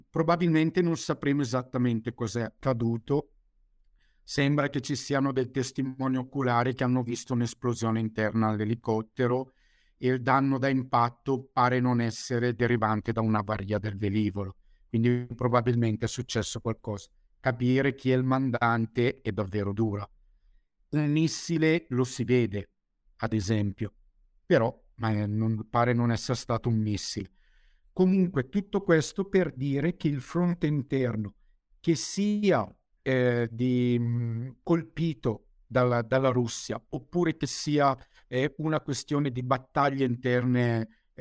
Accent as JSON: {"language": "Italian", "town": "Bergamo", "region": "Lombardy", "country": "Italy", "said": "Sì, sono di Bergamo."}